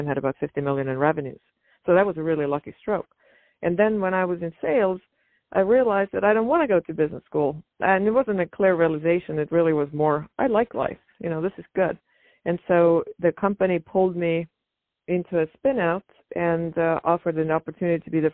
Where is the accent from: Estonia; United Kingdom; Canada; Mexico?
Estonia; moved away as an adult; now in United States; I grew up in Estonia, and it was a Soviet-occupied country back over in northeastern Europe